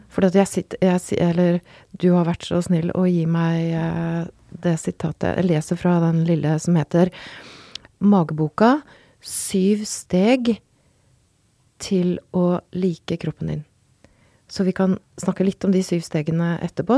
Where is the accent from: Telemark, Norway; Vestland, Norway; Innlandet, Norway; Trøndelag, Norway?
Trøndelag, Norway; Røros; jeg kommer fra Røros